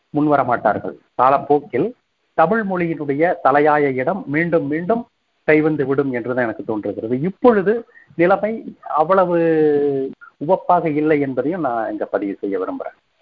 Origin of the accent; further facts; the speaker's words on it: Kongu Nadu, Tamil Nadu, India; also born or lived in Tiruppur; இளமை காலம் முழுவதும் கொங்கு நாட்டை சுற்றியுள்ள ஊர்ப்புற பகுதிகளில் அமைந்தது